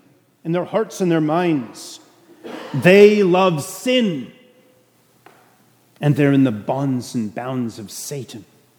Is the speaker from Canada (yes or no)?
yes; Canada; now in Suffolk, United States; I'm a Canadian.